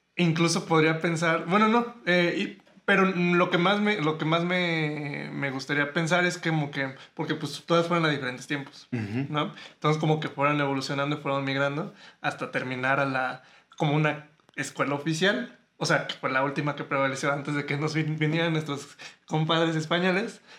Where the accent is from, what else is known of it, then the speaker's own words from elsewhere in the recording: Mexico; mexicanos tenemos una cultura eh, muy rica